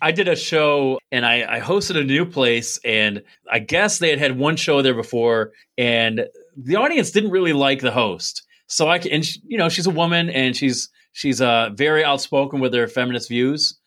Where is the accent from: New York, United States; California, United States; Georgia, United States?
New York, United States; Binghamton; I'm from Binghamton, which is on the map.